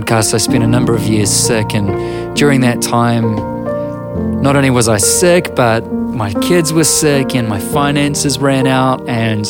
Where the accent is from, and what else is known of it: New Zealand